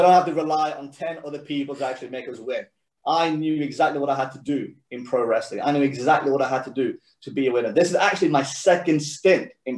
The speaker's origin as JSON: {"language": "English", "country": "Sweden", "tie": "born or raised there", "moved": "yes", "lives_now": "England, United Kingdom", "said": "when you're born and raised in Sweden"}